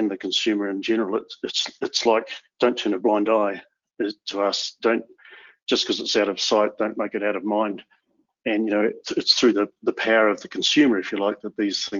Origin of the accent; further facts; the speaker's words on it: New Zealand; My home country of New Zealand